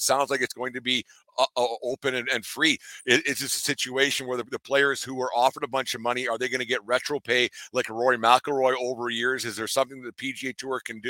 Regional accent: Canada; I'm just a Canadian guy down in my basement

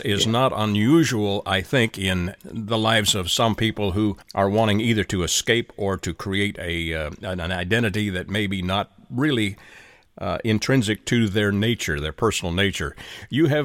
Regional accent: Canada; being a Canadian

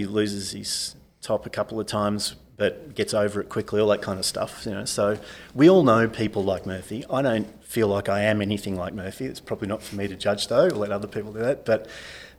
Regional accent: Sydney, New South Wales, Australia; also born or lived in Parramatta; now in Melbourne, Australia; I grew up in Sydney's West

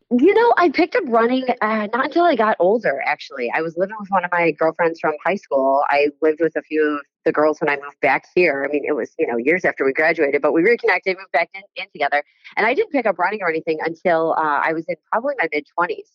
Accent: Amherst, New York, United States; now in Buffalo, United States; Growing up in Amherst was great

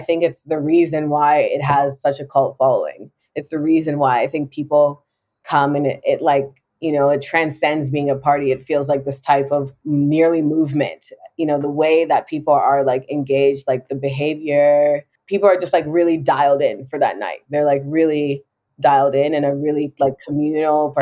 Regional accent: Jamaica; being Jamaican

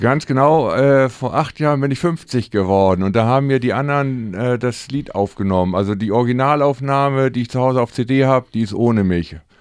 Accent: Hamburg, Germany; also born or lived in St. Pauli, Hamburg; Harburg ist eben unsere Heimat, da sind wir aufgewachsen

